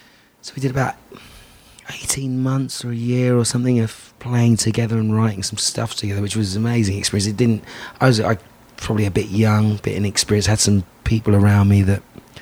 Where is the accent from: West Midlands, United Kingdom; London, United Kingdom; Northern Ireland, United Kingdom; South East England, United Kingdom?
London, United Kingdom; Grew up in London